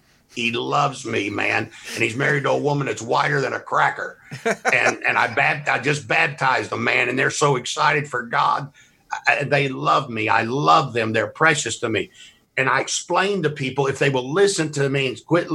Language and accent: English; Mississippi, United States; I'm from Mississippi